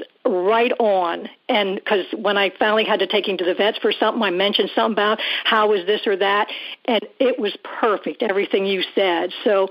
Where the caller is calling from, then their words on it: Columbia, South Carolina, United States; Scott, I am from Columbia, South Carolina, mm-hmm. and I'm calling about Buddy.